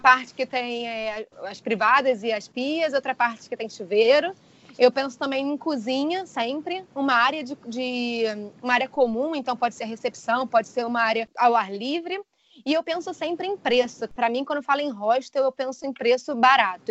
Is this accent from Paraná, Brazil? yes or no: no; Rio de Janeiro, Brazil; now in England; sou carioca, mas atualmente eu moro na Inglaterra